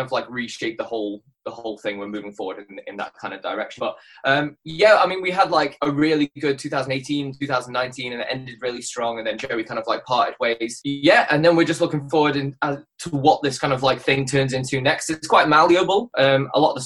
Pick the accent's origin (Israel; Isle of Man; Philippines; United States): Isle of Man; also born or lived in Oxford; now in London, United Kingdom; I'm from the Isle of Man originally, but I've been in London for like the past 7 years